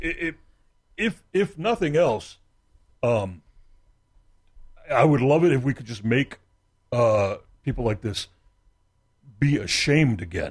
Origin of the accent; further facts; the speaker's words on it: Texas, United States; I'm from Texas, and Christianity's in the air